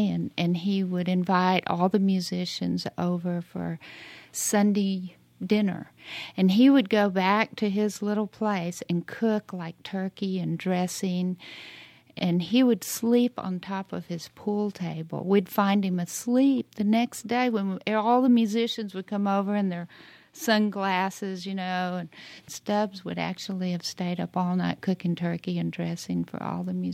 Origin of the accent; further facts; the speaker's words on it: Lubbock, Texas, United States; also born or lived in Austin, Texas; I was born in Lubbock, Texas, and then I migrated down to Austin